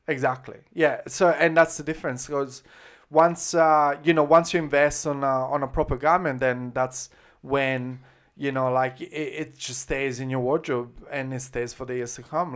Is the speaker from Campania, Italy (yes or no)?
no; Florence, Tuscany, Italy; accent: Tuscan, Florentine; English is a second language; moved away as an adult; now in Brisbane, Australia; I grew up in Italy